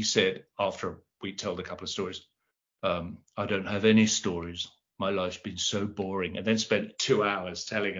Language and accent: English; London, United Kingdom; I'm from South London